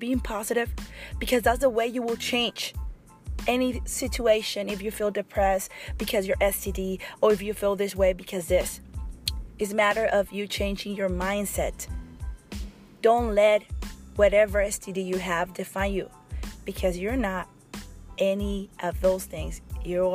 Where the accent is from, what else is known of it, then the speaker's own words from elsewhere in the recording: Mexico; English is a second language; moved away as an adult; I came when I was 19 from Mexico, and I work really, really hard to kind of speak really good